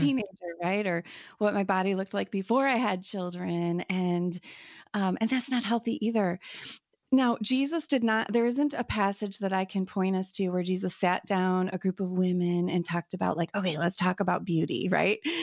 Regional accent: United States; as an American, you know, woman

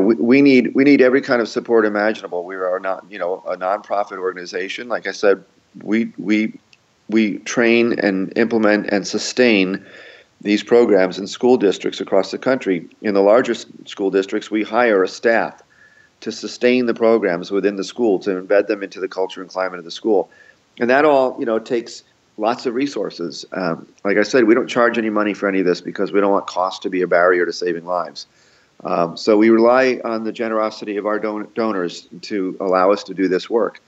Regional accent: Yonkers, New York, United States; now in Newtown, United States; I'm from Yonkers

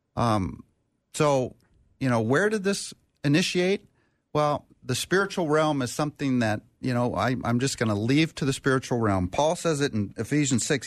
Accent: Minnesota, United States; in my home state, in the state of Minnesota where we are

